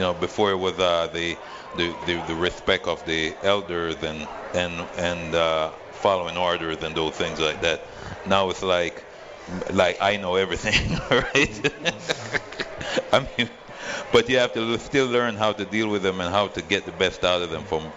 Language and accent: English; Freeport, United States; now in Las Vegas, United States; We've been doing it since 2015 in Freeport High School, my hometown